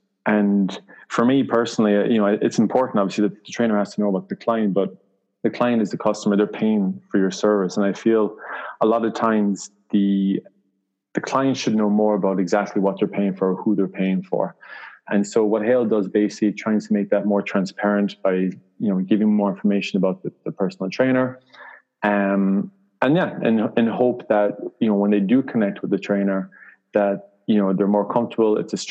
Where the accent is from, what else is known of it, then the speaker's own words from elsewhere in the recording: Ireland; moved away; I'm from Ireland originally.